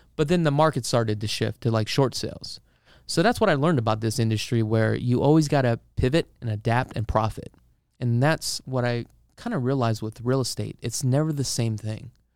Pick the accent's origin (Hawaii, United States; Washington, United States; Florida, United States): Hawaii, United States; Honolulu; now in Las Vegas, United States; originally, um, I am from Honolulu, Hawaii, and, uh, I actually moved up here about twenty years ago